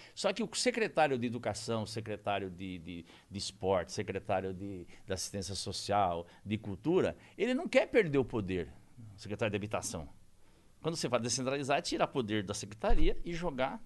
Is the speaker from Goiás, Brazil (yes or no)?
no; Corbélia, Paraná, Brazil; born or raised there; now in São Paulo, Brazil